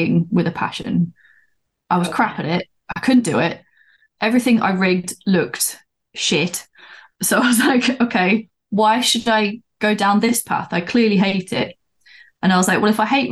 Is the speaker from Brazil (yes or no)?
no; London, United Kingdom; now in Newcastle, United Kingdom; I was born in London, but I live up in Newcastle